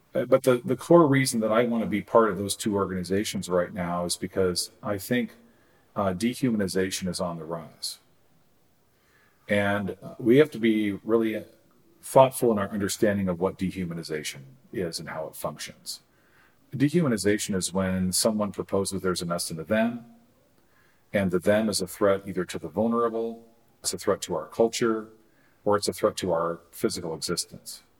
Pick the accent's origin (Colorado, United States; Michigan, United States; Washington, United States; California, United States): Washington, United States; Eastern Washington State, United States; I grew up in Eastern Washington State